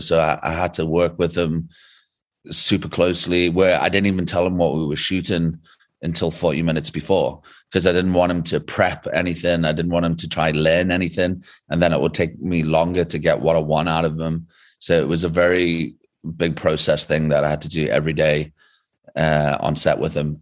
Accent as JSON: {"language": "English", "region": "England", "country": "United Kingdom", "moved": "as an adult", "lives_now": "South Africa", "said": "originally I'm from England, but the past fourteen years I've been living in South Africa"}